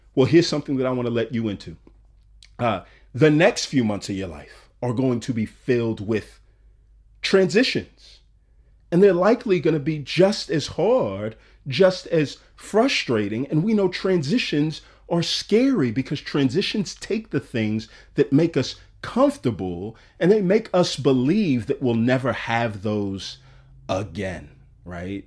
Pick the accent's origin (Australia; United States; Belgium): United States; Texas; moved away as an adult; now in Atlanta, United States; I had never lived out of my home country of Texas.